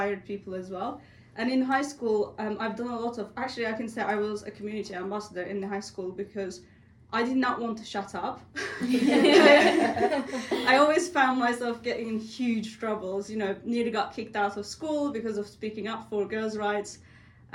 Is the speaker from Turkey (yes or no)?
yes; Turkey; born or raised there; moved away